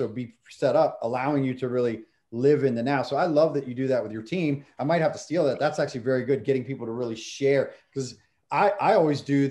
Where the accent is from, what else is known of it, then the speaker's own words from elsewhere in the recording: Maryland, United States; I grew up in Maryland